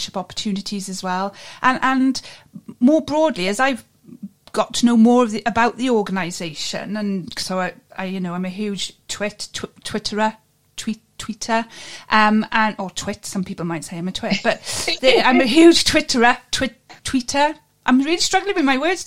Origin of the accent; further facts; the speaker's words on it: Wales, United Kingdom; I'm a Cymra, so I'm from Wales